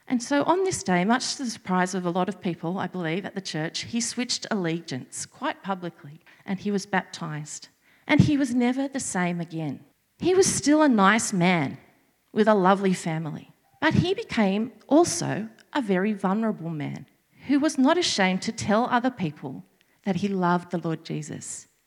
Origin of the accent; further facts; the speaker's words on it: Sydney, New South Wales, Australia; moved away as an adult; I was born and bred in Sydney